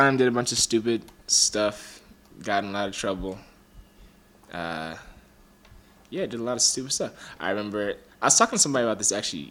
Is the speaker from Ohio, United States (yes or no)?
yes; Cleveland, Ohio, United States; now in Los Angeles, United States; I'm from Cleveland. I live in LA.